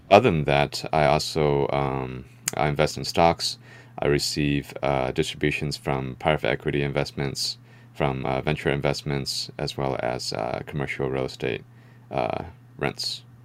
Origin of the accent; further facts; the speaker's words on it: San Francisco Bay Area, California, United States; I was born here in the Bay Area, uh, San Francisco Bay Area. Um, so I would say that we had a pretty middle class lifestyle. Um, you know, growing up